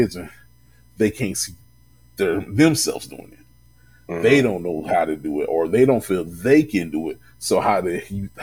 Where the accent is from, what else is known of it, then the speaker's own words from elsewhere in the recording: Louisville, Kentucky, United States; in my hometown